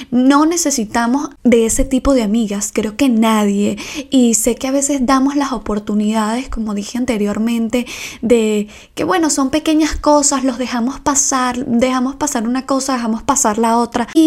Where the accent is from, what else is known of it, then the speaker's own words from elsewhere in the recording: Ecuador; moved away; Me vine de Ecuador y aún seguimos teniendo una amistad.